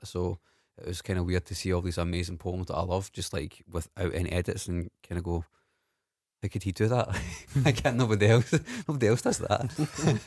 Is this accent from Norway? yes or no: no; Scotland, United Kingdom; we're Scottish